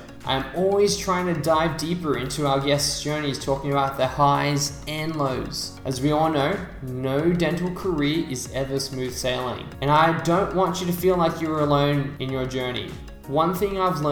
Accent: Sydney, New South Wales, Australia; I'm from Sydney

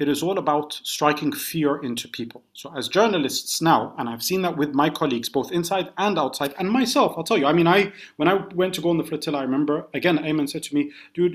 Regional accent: London, United Kingdom; also born or lived in Scotland; as an Arab growing up in the UK, born in Scotland, I grew up in London

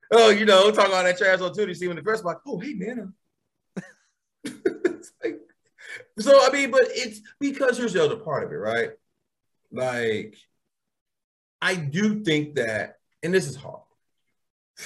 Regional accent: Atlanta, Georgia, United States; growing up in Atlanta

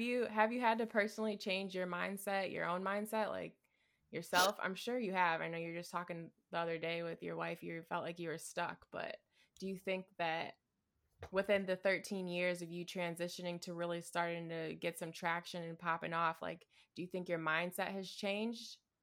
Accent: Midwest, United States; I'm from the Midwest

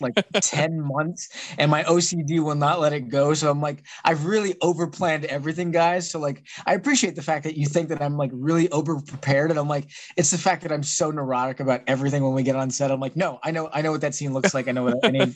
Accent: San Antonio, Texas, United States; moved away as an adult; now in Pittsburgh, United States; I was originally from San Antonio, Texas.

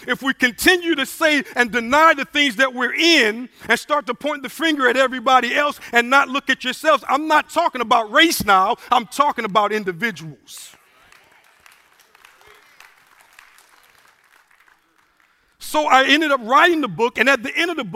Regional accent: Evangeline Parish and Calcasieu Parish, Louisiana, United States; moved away; also born or lived in Virginia; as a young man growing up in Evangeline Parish and Calcasieu Parish and Louisiana

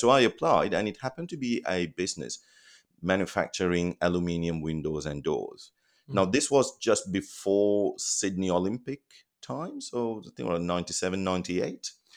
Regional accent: Colombo, Western Province, Sri Lanka; moved away as an adult; now in Australia; I was born in Colombo, Sri Lanka

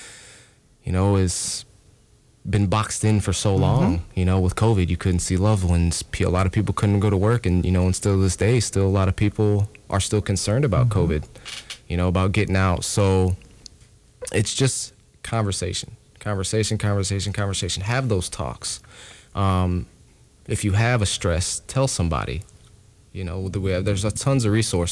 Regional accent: Momence, Illinois, United States; also born or lived in Kankakee, Illinois; Grew up in small-town Moments, Illinois, born and raised in Kankakee

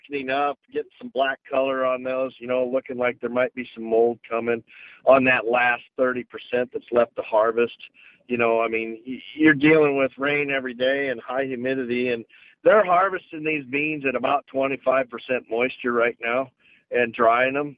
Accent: the Mississippi, Iowa, United States; I grew up here on the Mississippi

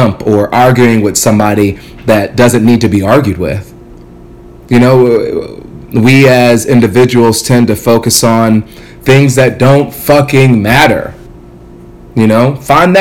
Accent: Ghana; now in United States; I'm from Ghana, West Africa

